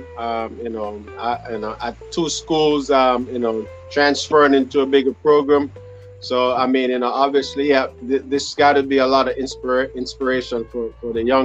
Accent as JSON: {"language": "English", "town": "Montego Bay", "country": "Jamaica", "said": "I'm from Montego Bay"}